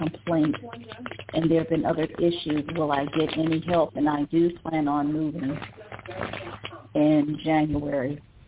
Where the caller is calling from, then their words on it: Ohio, United States; I'm from Ohio.